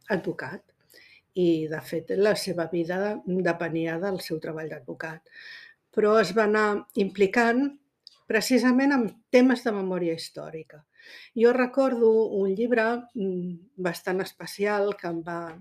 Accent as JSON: {"language": "Catalan", "region": "Catalonia", "country": "Spain", "said": "som aquí, som catalanes"}